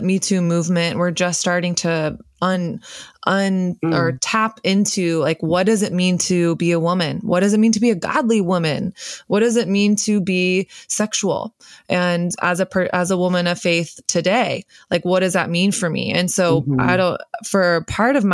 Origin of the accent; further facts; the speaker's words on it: the South, United States; I grew up in the South and, you know, the belt buckle of the Bible Belt, Christian culture.